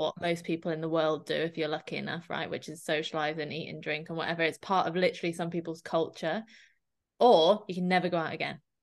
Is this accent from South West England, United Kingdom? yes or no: yes; Dorset, South West England, United Kingdom; I'm from Dorset, so I represent Dorset Dairy